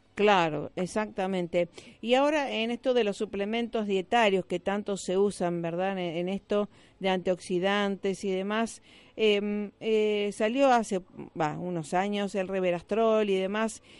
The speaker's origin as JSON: {"language": "Spanish", "country": "Argentina", "said": "como argentinos"}